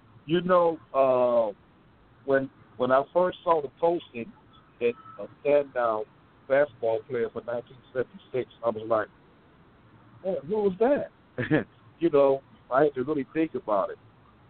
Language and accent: English; Chicago, Illinois, United States; I came from Robert Taylor.